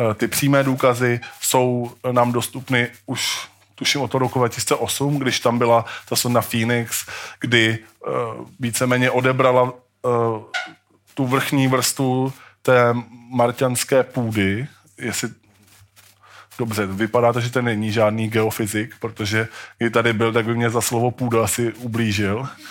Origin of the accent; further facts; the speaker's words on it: Brno, South Moravian Region, Czechia; My jsme totiž z Brna, to je taková specialita.